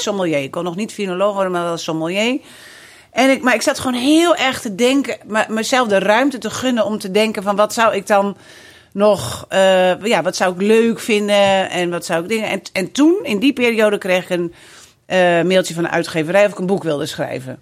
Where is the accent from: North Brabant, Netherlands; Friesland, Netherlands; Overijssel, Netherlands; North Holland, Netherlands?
Friesland, Netherlands; Drachten; moved away as an adult; also born or lived in Amsterdam; now in Friesland, Netherlands; ik ben geboren en getogen in Drachten